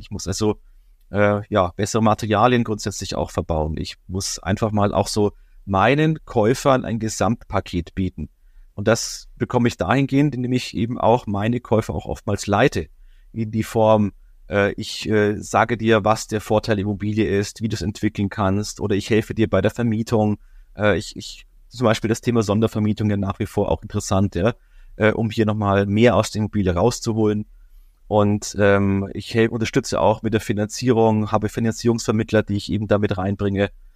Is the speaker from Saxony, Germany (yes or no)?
no; Bavaria, Germany; jetzt komme ich ja aus Bayern